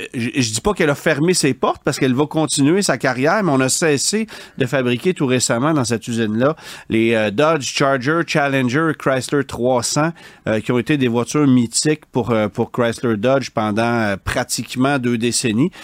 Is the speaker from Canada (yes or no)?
yes; Quebec, Canada; chez nous au Québec